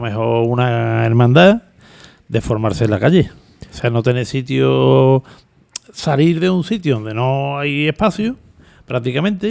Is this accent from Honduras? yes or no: no; Seville, Andalusia, Spain; yo nací en Triana, pero bueno, por circunstancias de la vida estuve viví poco tiempo allí. Ah, más tiempo fue en lo que es la zona esta que he comentado de Amor de Dios Correduría